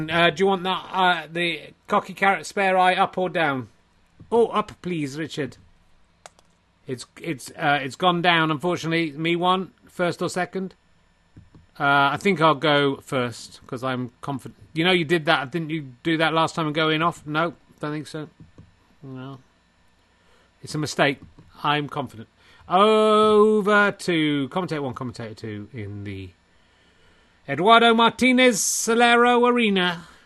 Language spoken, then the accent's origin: English; Wales, United Kingdom; I'm from Wales, and clearly from Wales, Welsh Wales